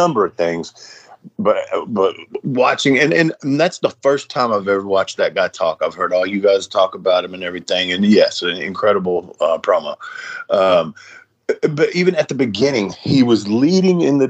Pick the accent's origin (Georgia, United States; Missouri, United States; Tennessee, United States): Tennessee, United States; Nashville; I was born and raised in Nashville, Tennessee